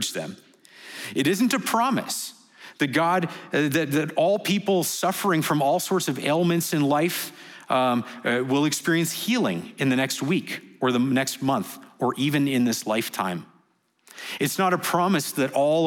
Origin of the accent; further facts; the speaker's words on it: Canada; moved away as an adult; now in Dubai, United Arab Emirates; we're from Canada